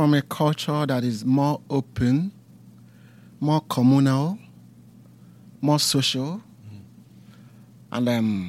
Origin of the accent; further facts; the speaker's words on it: southern Nigeria, Nigeria; moved away; I am from Nigeria. I am of the Igbo tribe in the southern part of Nigeria. I'm a minister of God, a clergyman in the Anglican Communion.